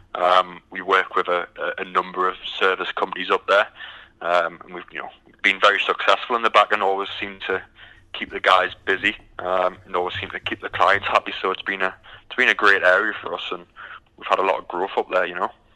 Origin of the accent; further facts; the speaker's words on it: United Kingdom; moved away as an adult; now in Houston, United States; originally, I'm, um, as you can tell by the accent, I'm from the from the UK